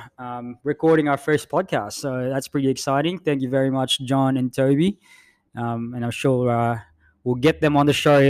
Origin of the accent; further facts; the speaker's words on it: Philippines; accent: thick American; English is a second language; moved away as an adult; also born or lived in Queensland; now in Western Australia, Australia; My parents migrated to the Philippines when I was still a baby. And I was there for about 20-odd years. Studied high school, then went to uni